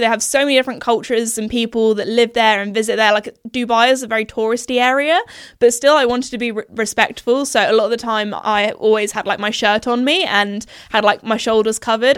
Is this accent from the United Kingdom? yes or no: yes; United Kingdom; accent: posh British; I think I go a little bit like even more posh with my accent